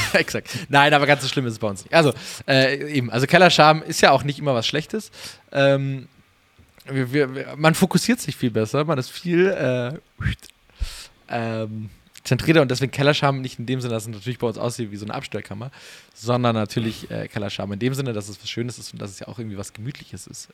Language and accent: German; Munich, Bavaria, Germany; als Münchner